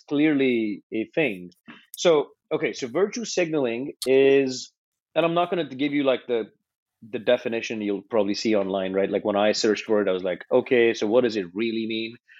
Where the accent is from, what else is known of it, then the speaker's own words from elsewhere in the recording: India; moved away as an adult; now in United States; when I moved from India, I was 17. I moved to America